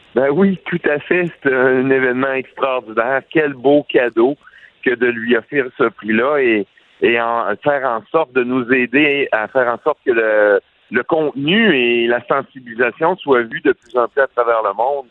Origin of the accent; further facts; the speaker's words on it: Quebec, Canada; on vient du Québec